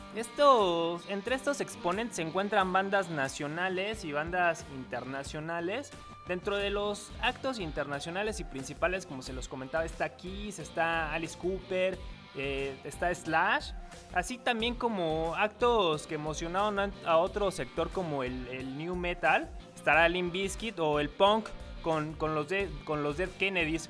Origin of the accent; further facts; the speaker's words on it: Mexico City, Mexico; now in Phoenix, United States; Soy chilango y he crecido y sufrido con esa sensación en el estómago cuando se suba algún amante de lo ajeno al transporte público